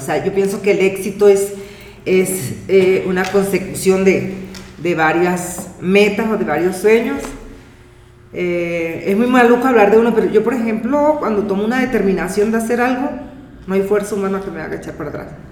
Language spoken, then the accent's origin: Spanish; La Guajira, Colombia; soy de La Guajira, Colombia